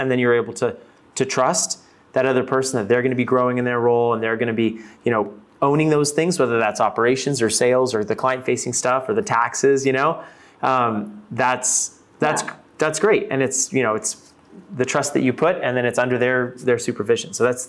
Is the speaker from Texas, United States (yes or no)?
yes; Fort Worth, Texas, United States; And actually, I'm originally from Texas.